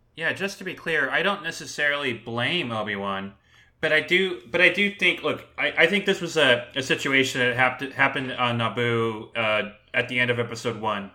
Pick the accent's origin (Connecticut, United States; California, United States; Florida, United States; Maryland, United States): California, United States; Southern; I grew up in Southern California